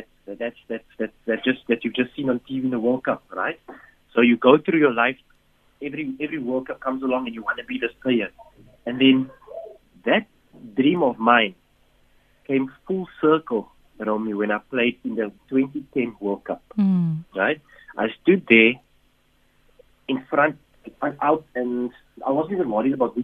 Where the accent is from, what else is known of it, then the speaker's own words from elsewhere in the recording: Cape Town, Western Cape, South Africa; we were growing up in Mitchell's Plain